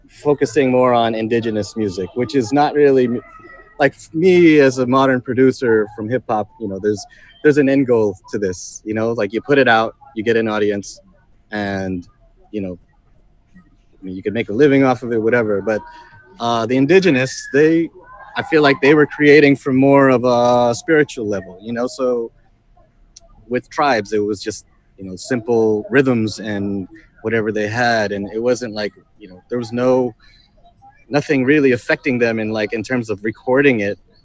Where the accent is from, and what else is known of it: Los Angeles, California, United States; born or raised there; moved away as an adult; now in Philippines